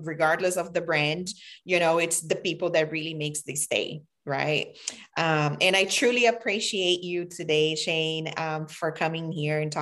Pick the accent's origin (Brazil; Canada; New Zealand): Brazil; also born or lived in New York City; now in United States; I immigrated from Brazil in America